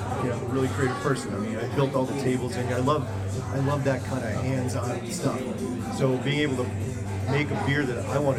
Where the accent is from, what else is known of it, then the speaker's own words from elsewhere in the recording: Scranton, Pennsylvania, United States; also born or lived in West Orange, New Jersey; now in Orange, United States; I grew up in Pennsylvania, in Scranton